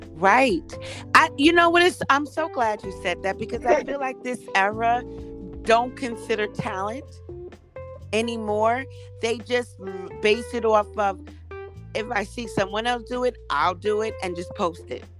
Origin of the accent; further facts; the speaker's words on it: New York City, New York, United States; I'm born and raised in Harlem